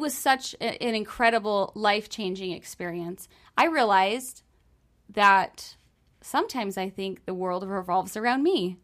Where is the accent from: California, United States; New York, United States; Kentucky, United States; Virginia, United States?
New York, United States; I'm from New York, and I went down to Disney World as an intern when I was in college